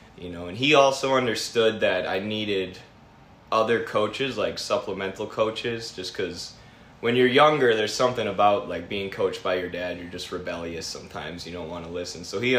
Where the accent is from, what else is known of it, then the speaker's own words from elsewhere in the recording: Sauk Prairie, Wisconsin, United States; also born or lived in Manchester, Iowa; now in Dubuque, United States; I was born in Manchester. Okay. Yeah, so, then I moved to Wisconsin, I think I was two.